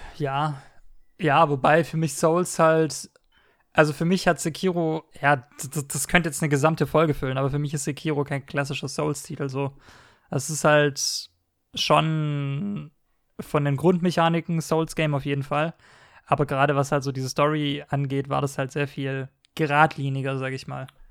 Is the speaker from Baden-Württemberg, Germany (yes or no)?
yes; Stuttgart, Baden-Württemberg, Germany; ich, bin ja Stuttgarter